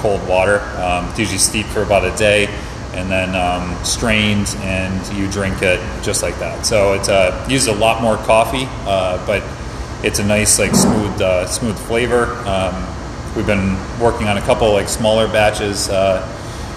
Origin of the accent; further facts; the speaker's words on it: upstate New York, United States; moved away; my hometown in upstate New York